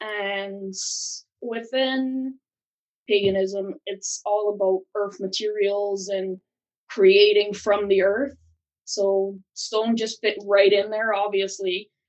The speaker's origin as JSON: {"language": "English", "country": "Barbados", "tie": "born or raised there", "moved": "as an adult", "lives_now": "Vermont, United States", "said": "I was born in Barbados, the beautiful island of Barbados, moved to America 7 years ago."}